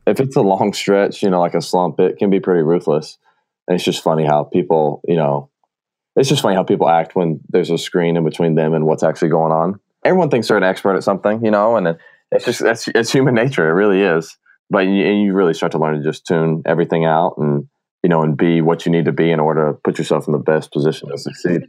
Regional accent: Marietta, Georgia, United States; I grew up in Marietta, Georgia

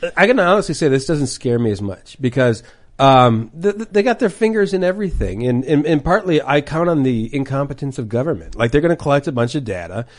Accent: Minneapolis, Minnesota, United States; I'll go back to my home state. I live in Minnesota, Twin Cities.

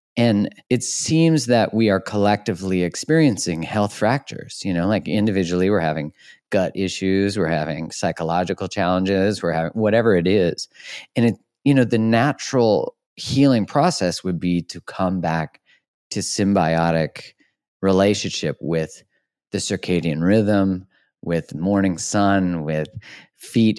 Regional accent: Alberta, Canada; I'm from Alberta, which is like the Texas of Canada

